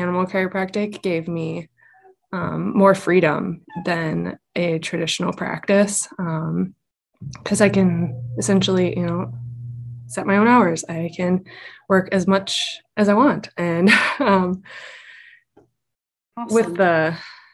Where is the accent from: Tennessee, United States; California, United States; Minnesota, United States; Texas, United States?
Minnesota, United States; moved away as an adult; also born or lived in North Dakota / Black Hills, South Dakota; now in South Dakota, United States; I am from Minnesota, spent most of my adult life after high school in North Dakota, and then my family recently relocated to the Black Hills, Western South Dakota